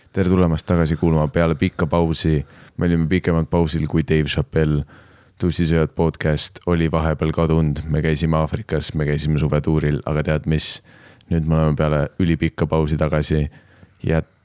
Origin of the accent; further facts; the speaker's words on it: Estonia; me oleme eestlased